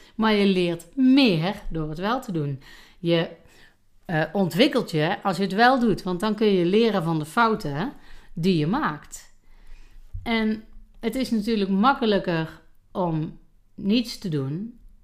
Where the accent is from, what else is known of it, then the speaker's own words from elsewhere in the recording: North Brabant, Netherlands; bij ons in Brabant